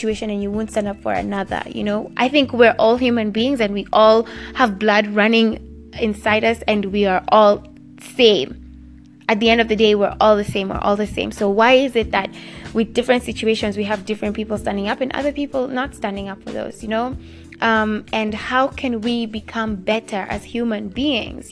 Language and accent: English; Kenya; my home country right this second. Right now, Kenya